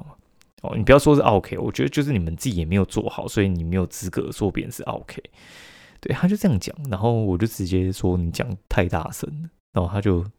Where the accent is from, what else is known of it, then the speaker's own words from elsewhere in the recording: Kaohsiung, Taiwan; 因为我们高雄人嘛